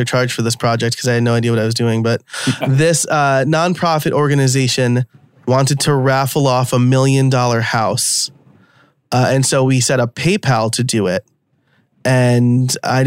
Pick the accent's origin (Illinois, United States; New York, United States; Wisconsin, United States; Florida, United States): New York, United States; accent: New York; my New York accent might come out from time to time